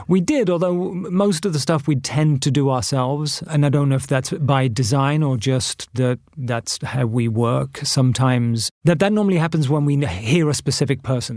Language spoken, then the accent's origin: English; Bath, South West England, United Kingdom; moved away as an adult; also born or lived in New York; my hometown of Bath